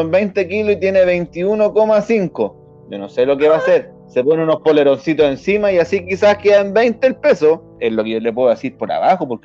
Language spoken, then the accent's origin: Spanish; southern Chile, Chile; Mire, yo soy del sur de Chile, le ¿ah? yo voy a contar una historia.